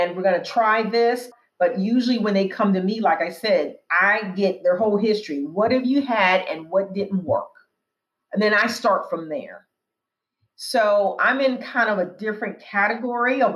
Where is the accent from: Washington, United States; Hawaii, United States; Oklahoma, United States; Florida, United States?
Washington, United States; Tacoma; now in Washington, D.C., United States; The department store where I grew up in Tacoma, Washington